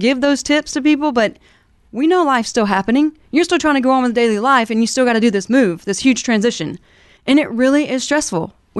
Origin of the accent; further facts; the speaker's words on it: Alabama, United States; now in Kansas City, United States; I'm not originally from Kansas City. {S0} Mm-hmm. {S1} I grew up in Alabama in the South.